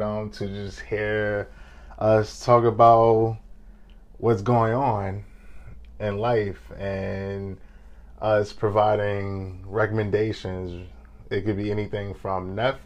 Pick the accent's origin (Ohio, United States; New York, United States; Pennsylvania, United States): New York, United States; New York City; I am a business professional from East Harlem, New York.